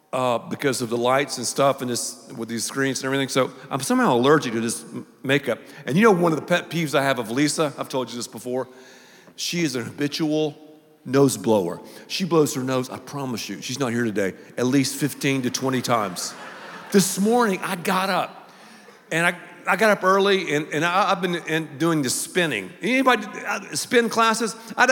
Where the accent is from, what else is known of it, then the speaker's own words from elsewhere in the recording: the South, United States; do not go on social media, I'm from the South, and tell her that I blew my nose during the message.